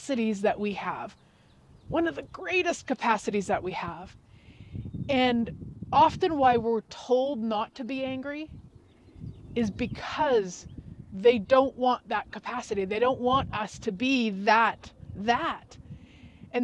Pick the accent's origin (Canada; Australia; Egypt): Canada; Yes, I am Canadian. Yes, I live in Canada.